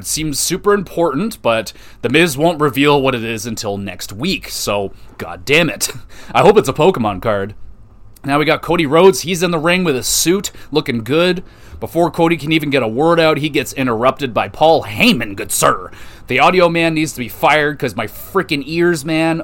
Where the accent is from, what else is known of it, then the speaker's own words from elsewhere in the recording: Canada; Canada, baby, my home country